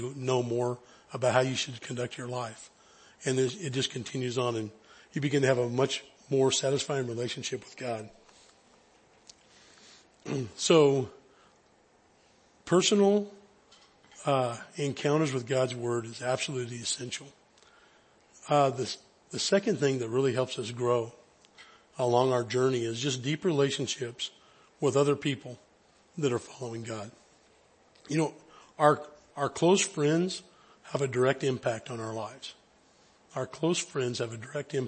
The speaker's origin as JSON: {"language": "English", "area": "high Sierras", "region": "Northern California", "country": "United States", "tie": "born or raised there", "said": "I grew up in Northern California up in the high Sierras"}